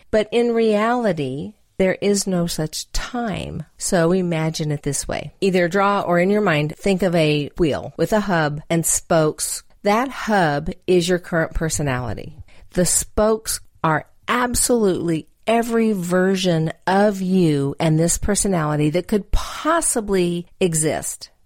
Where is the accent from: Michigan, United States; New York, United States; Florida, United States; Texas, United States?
Texas, United States; I'm from Texas